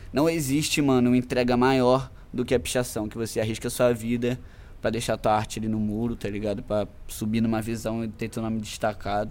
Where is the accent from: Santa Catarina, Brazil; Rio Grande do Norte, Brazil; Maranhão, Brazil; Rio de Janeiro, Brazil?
Rio de Janeiro, Brazil; Macaé; Sou daqui de Macaé, nascido e criado